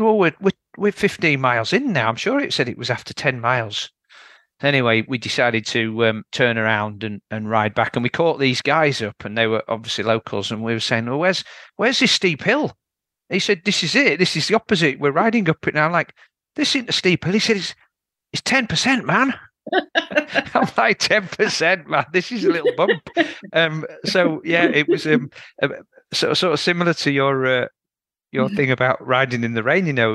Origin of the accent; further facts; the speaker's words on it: Yorkshire and the Humber, United Kingdom; I'm from Yorkshire, so we've got some fairly good steep downhills here.